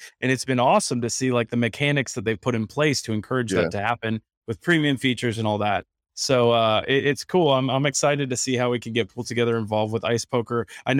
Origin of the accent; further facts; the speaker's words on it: West Palm Beach, Florida, United States; that's my hometown, baby. West Palm Beach.